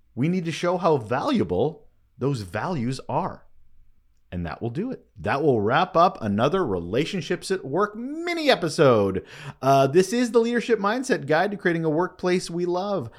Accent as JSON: {"language": "English", "country": "Canada", "said": "I am Canadian"}